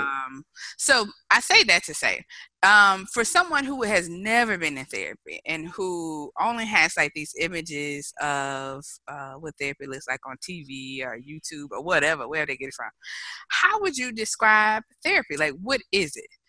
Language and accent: English; Mobile, Alabama, United States; my hometown of Mobile, Alabama